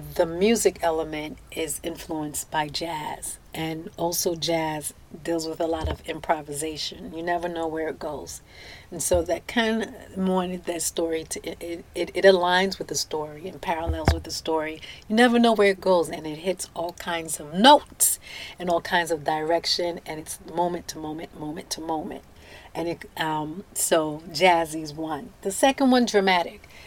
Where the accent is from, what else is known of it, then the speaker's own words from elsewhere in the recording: United States; also born or lived in Haiti (ancestry); I was born in the United States